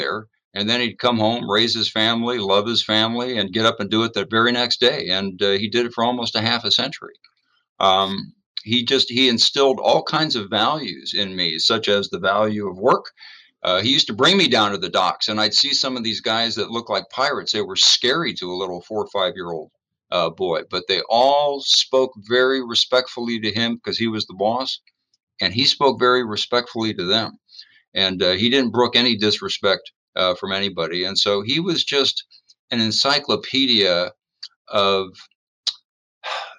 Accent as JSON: {"language": "English", "town": "San Francisco", "region": "California", "country": "United States", "tie": "born or raised there", "said": "I was growing up in San Francisco"}